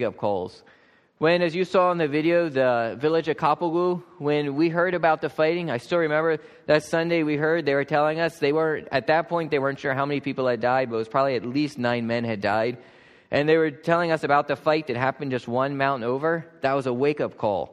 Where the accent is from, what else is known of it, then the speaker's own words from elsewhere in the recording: Lancaster County, Pennsylvania, United States; I grew up farming in Lancaster County here